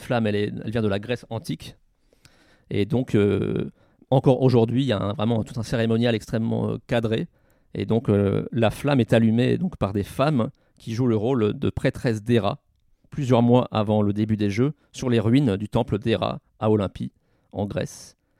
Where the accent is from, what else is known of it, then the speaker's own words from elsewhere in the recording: France; chez nous, à Tignes-Albertville, qui sont les derniers JO organisés en France